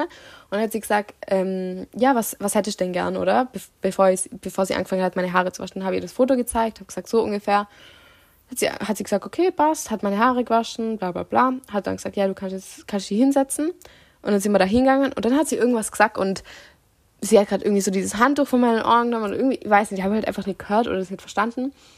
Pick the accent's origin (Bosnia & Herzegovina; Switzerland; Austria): Austria; now in Italy; ich wohne schon da, aber ich bin Österreicherin